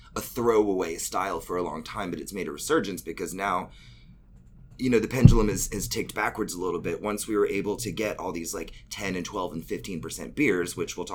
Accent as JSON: {"language": "English", "town": "Pensacola", "region": "Florida", "country": "United States", "tie": "born or raised there", "moved": "as an adult", "lives_now": "Atlanta, United States", "said": "I was born in Pensacola. I moved to Atlanta in 1999. I was 18. I'm turning 39 in 5 weeks."}